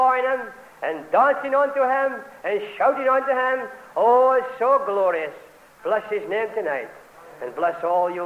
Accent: Scotland, United Kingdom

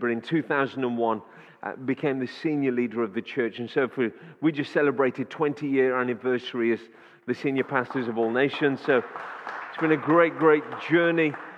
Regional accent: Wolverhampton, West Midlands, United Kingdom; born and raised in Wolverhampton

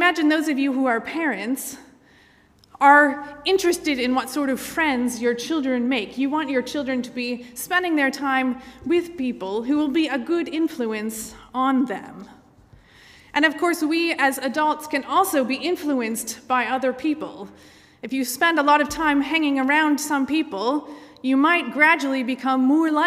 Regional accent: Michigan, United States; moved away; I grew up in the United States, in the state of Michigan

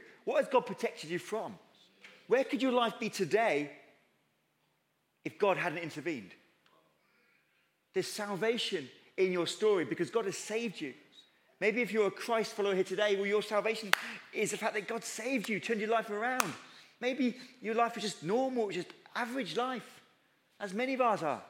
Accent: United Kingdom; we're too British

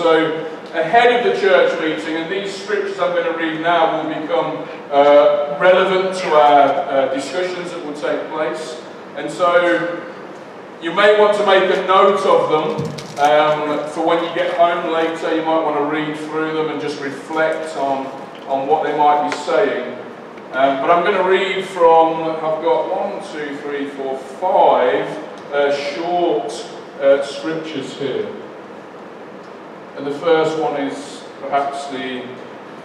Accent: Leicester, East Midlands, United Kingdom; I'm from Leicester and that's, we say things a bit funny

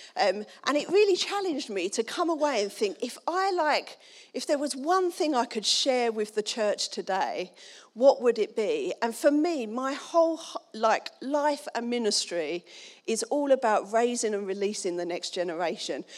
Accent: Dagenham, London, United Kingdom; I'm from Dagenham.

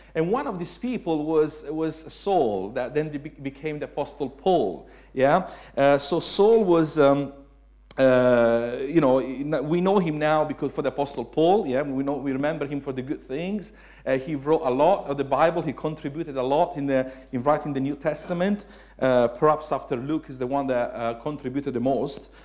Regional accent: Italy; English is a second language; moved away as an adult; also born or lived in Suffolk, United Kingdom; now in United Kingdom; I was Italian

